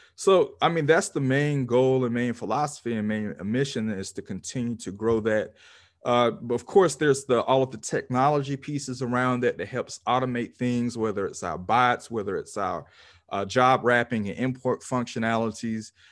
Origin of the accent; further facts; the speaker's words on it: Pensacola, Florida, United States; my hometown of Pensacola, Florida